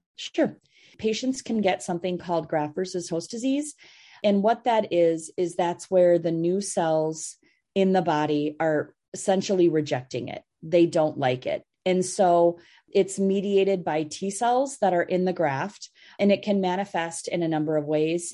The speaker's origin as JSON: {"language": "English", "region": "Minnesota", "country": "United States", "tie": "born or raised there", "also_born_or_lived": "Massachusetts", "said": "I grew up in Minnesota"}